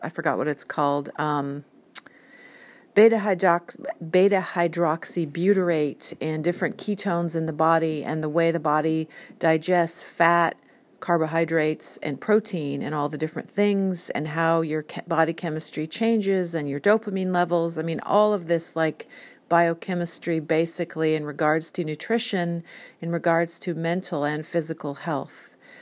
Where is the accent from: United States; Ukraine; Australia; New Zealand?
United States; I'm an American